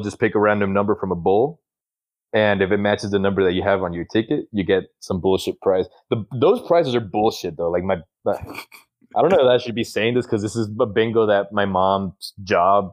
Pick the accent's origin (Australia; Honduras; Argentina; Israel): Honduras; moved away; growing up in Honduras